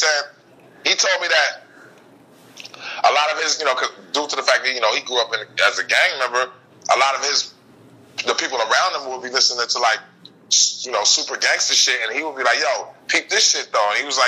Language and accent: English; Fresno, California, United States; Well, I'm from Fresno, so I kind of grew up off that music, man. Off of mob music. You know, that's a big Bay Area influence in Fresno, California.